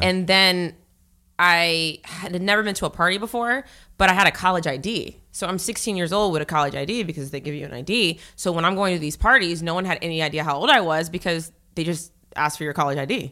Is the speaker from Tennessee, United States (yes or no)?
no; Northern Virginia, United States; moved away as an adult; also born or lived in Norfolk, Virginia / Florida / Texas / California; now in New York, United States; Originally, I'm from Virginia